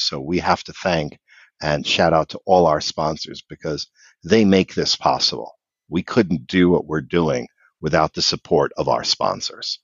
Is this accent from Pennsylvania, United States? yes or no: yes; Philadelphia, Pennsylvania, United States; I'm from the Philadelphia area